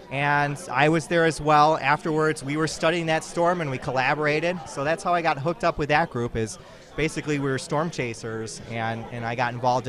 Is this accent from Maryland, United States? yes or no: no; Bolingbrook, Illinois, United States; moved away; I'm originally from Bolingbrook, a Chicago suburb.